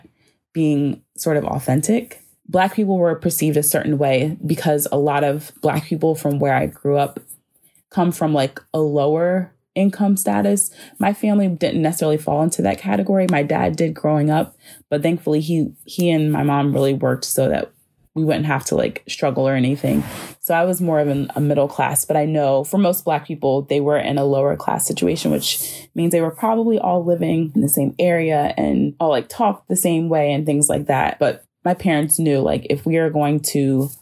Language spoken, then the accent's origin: English; Eastern Shore, Maryland, United States; moved away as an adult; also born or lived in Penang, Malaysia; now in Baltimore, United States; I'm currently living in Baltimore, but I'm originally from the Eastern Shore, which is a very rural area. And if you go there, it has definitely a more Southern feel. And so I did grow up in that tension